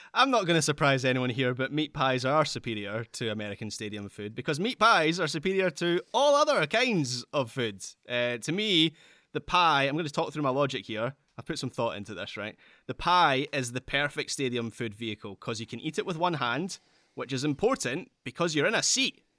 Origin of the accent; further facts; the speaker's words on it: Scotland, United Kingdom; I'm a Scottish Sterling Albion fan